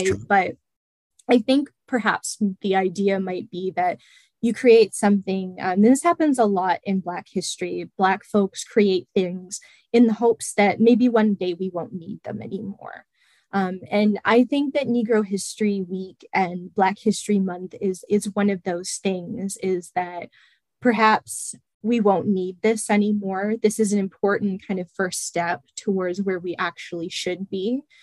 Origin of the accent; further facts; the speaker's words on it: Chatham, Ontario, Canada; moved away as an adult; also born or lived in London, Ontario; I'm originally from uh, the city of Chatham, and my uh, mother and my grandparents are part of Chatham's